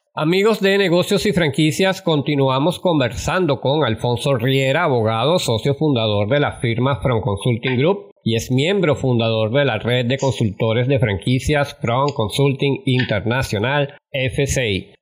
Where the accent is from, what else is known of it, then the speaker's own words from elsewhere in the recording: Venezuela; nuestro país